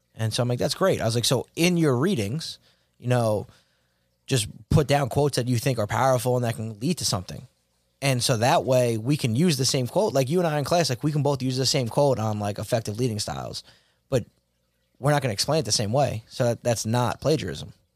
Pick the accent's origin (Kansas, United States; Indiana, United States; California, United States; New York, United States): New York, United States; Rockville Centre; I grew up in Rockwell Center, went to Southside for high school